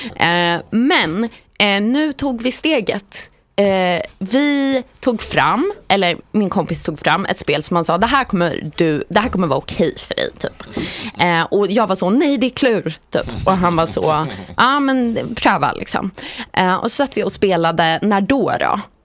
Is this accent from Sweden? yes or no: yes; Sweden; som svensk